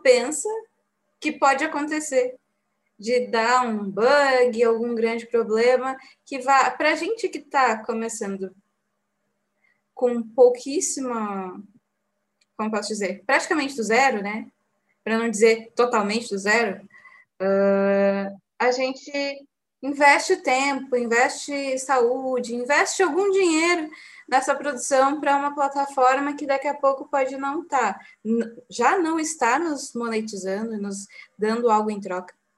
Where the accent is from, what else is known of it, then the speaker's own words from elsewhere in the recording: Bagé, Rio Grande do Sul, Brazil; nós três somos de Bagé